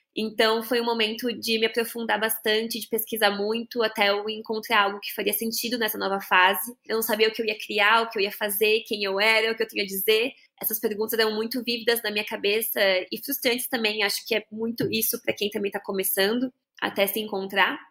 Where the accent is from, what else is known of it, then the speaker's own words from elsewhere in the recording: Bento Gonçalves, Rio Grande do Sul, Brazil; now in São Paulo, Brazil; lá na minha cidade, em Bento Gonçalves. Para quem não sabe, eu sou gaúcha né? Mas moro em São Paulo agora